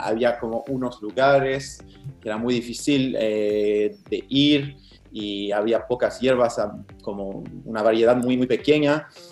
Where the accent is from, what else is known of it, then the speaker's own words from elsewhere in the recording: Montreal, Quebec, Canada; Spanish is a second language; un canadiense francés que no tenía ninguna relación con Sudamérica o con el mate, con nada de eso. Hace, hace cinco años estaba estudiando en topografía eh, acá en Montreal, eh, donde vivo, donde nací